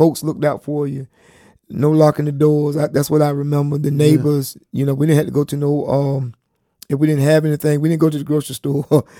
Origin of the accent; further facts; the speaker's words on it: Chocowinity, North Carolina, United States; My hometown is Chakawinity. The home of the Indians.